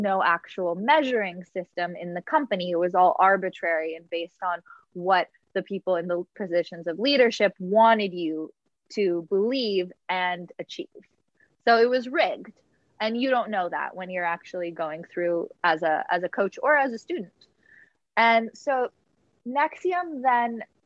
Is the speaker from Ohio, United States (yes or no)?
no; Los Angeles, California, United States; I grew up in Los Angeles